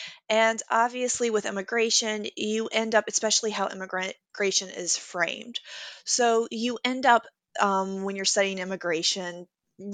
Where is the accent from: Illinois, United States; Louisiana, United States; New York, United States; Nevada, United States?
Louisiana, United States; I am originally from Louisiana. I went to high school in the district that voted David Duke in.